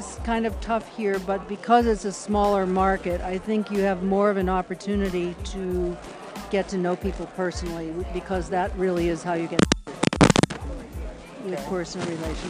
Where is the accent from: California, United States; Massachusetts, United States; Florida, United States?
Massachusetts, United States; Boston; I'm from Boston.